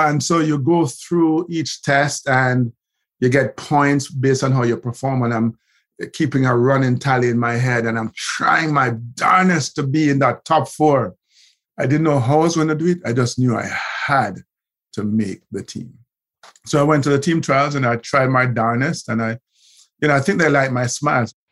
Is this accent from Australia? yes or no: no; Kingston, Kingston Parish, Jamaica; also born or lived in Haughton, Saint Elizabeth, Jamaica; I ended up, you know, heading back to Kingston, and I grew up in Olympic Gardens